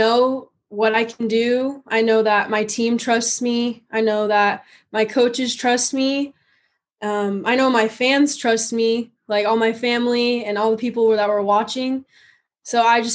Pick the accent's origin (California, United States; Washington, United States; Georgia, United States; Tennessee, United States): California, United States; San Diego; moved away as an adult; also born or lived in West Texas; now in Texas, United States; I'm born and raised in San Diego, California